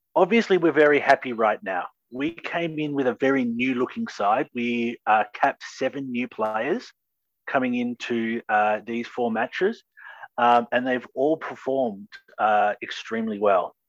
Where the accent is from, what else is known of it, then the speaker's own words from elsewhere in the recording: Australia; as an Australian